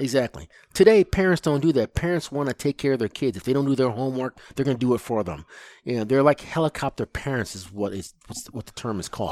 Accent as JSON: {"language": "English", "town": "Lansing", "region": "Michigan", "country": "United States", "tie": "born or raised there", "said": "I grew up in Lansing, Michigan is where I grew up"}